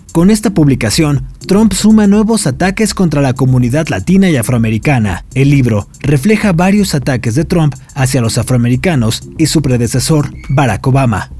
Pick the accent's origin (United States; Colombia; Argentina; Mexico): Mexico